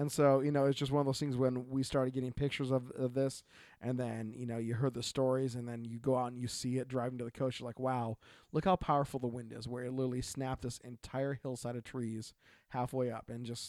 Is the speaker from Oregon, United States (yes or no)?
yes; Oregon, United States; from Oregon.